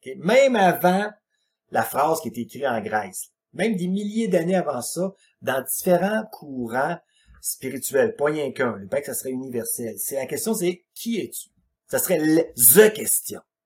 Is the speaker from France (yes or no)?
no; Quebec, Canada; Je suis un Québécois, euh, adapté à ma culture